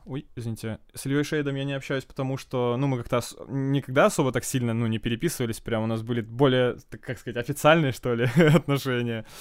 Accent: Ukraine; now in Murmansk, Russia; я украинец, да, и я хочу спеть на украинском

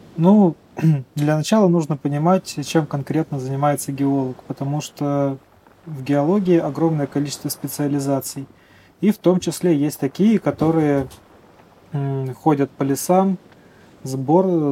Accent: Saint Petersburg, Russia; moved away as an adult; now in Magadan Oblast, Russia; Да, я родился в Петербурге, там же обучался и теперь работаю здесь, в Магаданской области.

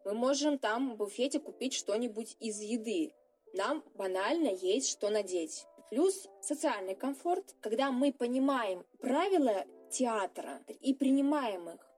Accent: Siberia, Russia; Сибирячка, провинциалка

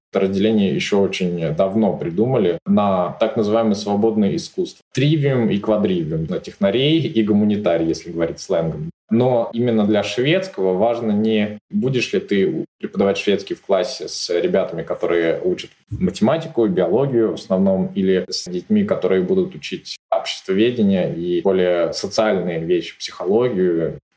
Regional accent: southern Sweden, Sweden; accent: southern Swedish dialect; У нас учителя могут говорить на своем диалекте. У меня южный шведский диалект. Он немного по произношению чем-то схож э, даже с датским

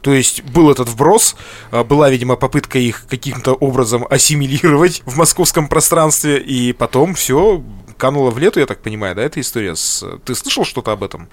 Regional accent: Lesnoy, Sverdlovsk Oblast, Russia; я, кстати, из Лесного

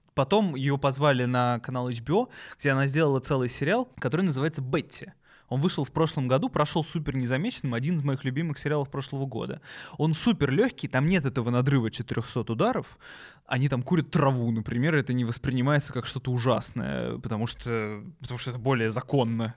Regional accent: Moscow, Russia; я э, родился в Москве

